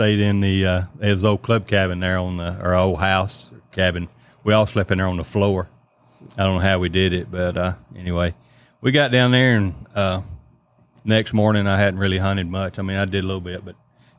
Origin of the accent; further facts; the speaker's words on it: Keysburg, United States; We grew up in Keysburg, which Granny and Papa, they had 30 acres. We lived at the end of the road.